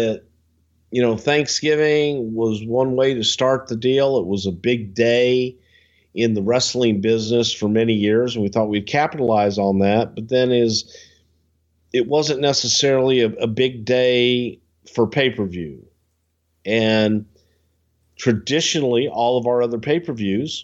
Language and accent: English; the South, United States; I'm from the South